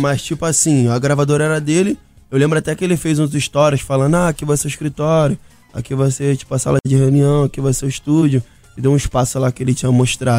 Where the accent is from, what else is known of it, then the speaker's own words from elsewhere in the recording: Rio, Rio de Janeiro, Brazil; nós do Rio